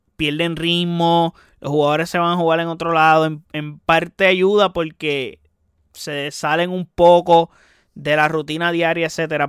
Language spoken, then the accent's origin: Spanish; Puerto Rico; como puertorriqueño